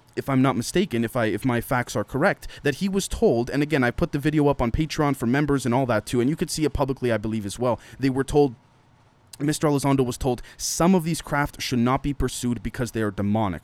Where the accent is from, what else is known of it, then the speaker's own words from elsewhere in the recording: Canada; a Canadian living in Canada